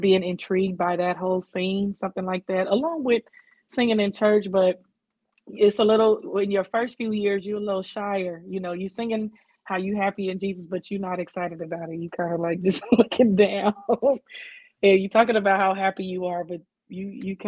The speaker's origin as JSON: {"language": "English", "town": "Oakland", "region": "California", "country": "United States", "tie": "born or raised there", "lives_now": "Antioch, United States", "said": "My hometown is Oakland, and now I live in Antioch"}